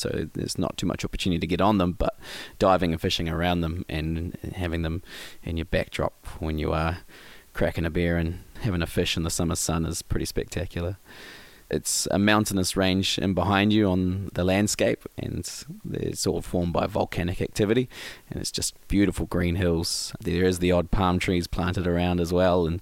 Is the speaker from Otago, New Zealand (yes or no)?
no; Whitianga, Waikato, New Zealand; Growing up in Whirianga, I come from an awesome background of family